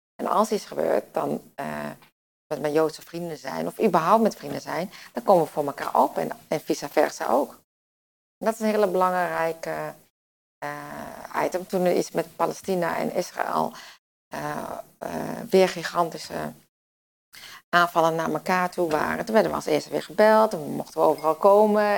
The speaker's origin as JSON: {"language": "Dutch", "town": "Winterswijk", "region": "Gelderland", "country": "Netherlands", "said": "ik kom uit Winterswijk. Dus uit het oosten."}